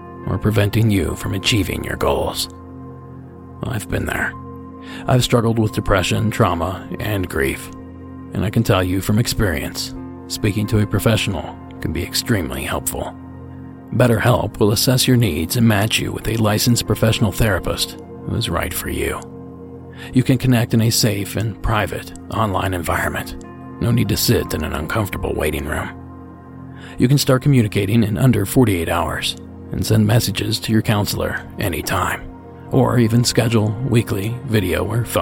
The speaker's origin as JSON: {"language": "English", "region": "Ohio", "country": "United States", "tie": "born or raised there", "said": "my home state"}